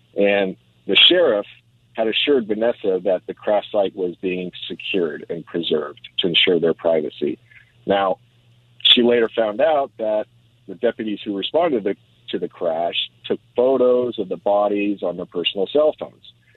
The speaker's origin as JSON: {"language": "English", "town": "Los Angeles", "region": "California", "country": "United States", "tie": "born or raised there", "also_born_or_lived": "Moorpark / Berkeley", "said": "I was born and raised here in the San Fernando Valley"}